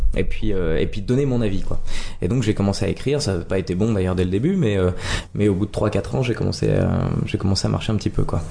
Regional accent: Nancy, Grand Est, France; moved away as an adult; now in Paris, France; suis né à Nancy, en Lorraine

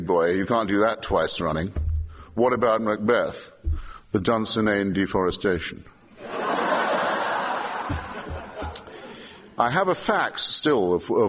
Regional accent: England, United Kingdom; an Englishman who tries to make his living by our language

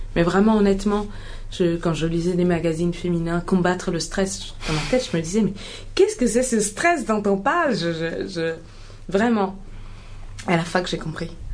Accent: Mali; also born or lived in Ghana; en grandissant au Mali et en Afrique en général, j'ai grandi entre le Ghana et le Mali

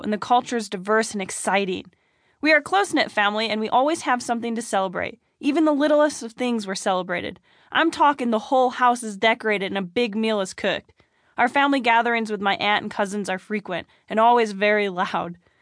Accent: Rochester, New York, United States; I was born and raised in Rochester, New York

